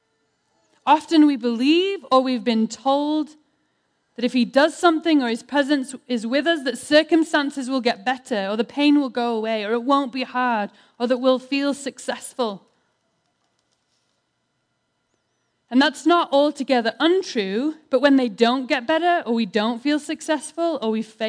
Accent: United Kingdom; I'm British

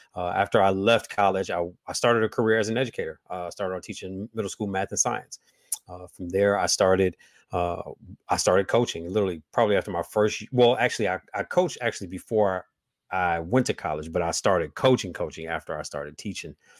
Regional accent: Midwest, United States; all my family's from Huntsville, Alabama, um, and so I was raised in the Midwest with southern with very very very southern values.

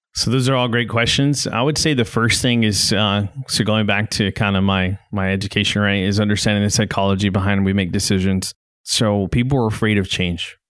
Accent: Garden City, Kansas, United States; also born or lived in Hereford, Texas / Iowa / Illinois / Missouri; now in Northwest Arkansas, United States; before I ended up in West Texas, I grew up in Garden City, Kansas

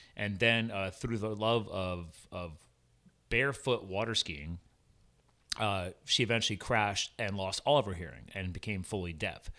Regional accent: East Coast, United States; I'm from the East Coast

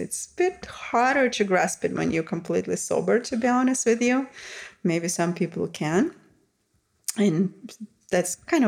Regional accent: Russia; moved away; growing up in Russia

